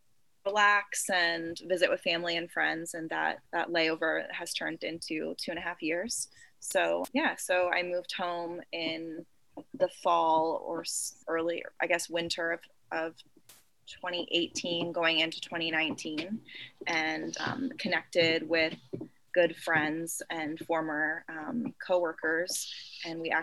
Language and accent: English; Bedford, Pennsylvania, United States; born or raised there; moved away as an adult; also born or lived in Raleigh, North Carolina / Washington, District of Columbia, United States